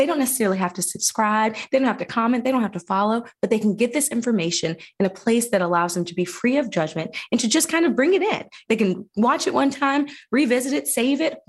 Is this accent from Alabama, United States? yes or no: yes; Phenix City, Alabama, United States; I did grow up here. I grew up in Phoenix City, Alabama.